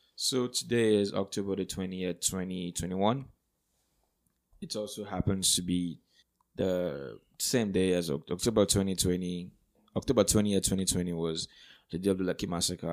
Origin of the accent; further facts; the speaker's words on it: Nigeria; now in Canada; me growing up in Nigeria, I love Nigeria hands down